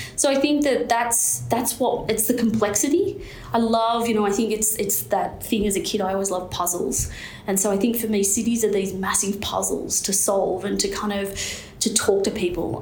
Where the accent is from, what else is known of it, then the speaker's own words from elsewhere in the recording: Newcastle, New South Wales, Australia; growing up in, in Newcastle